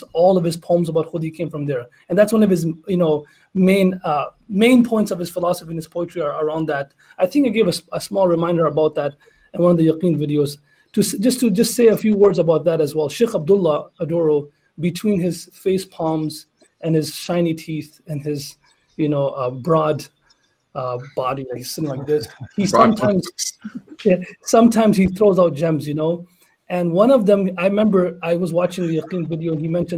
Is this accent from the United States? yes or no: no; Canada; I'm also Canadian